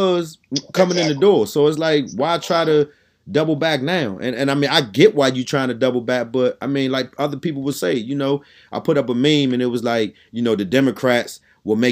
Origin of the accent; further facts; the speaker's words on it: Washington, District of Columbia, United States; I came from Southeast DC